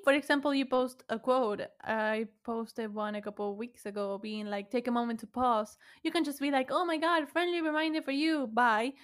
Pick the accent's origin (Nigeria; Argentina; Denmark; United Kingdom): Argentina; Buenos Aires; first language Spanish; English is a second language; I was from Buenos Aires, Argentina